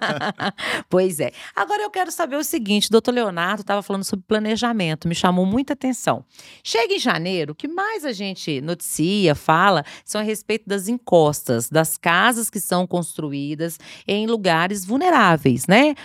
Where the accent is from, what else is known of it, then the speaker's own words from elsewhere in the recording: Sabará, Minas Gerais, Brazil; sou de Sabará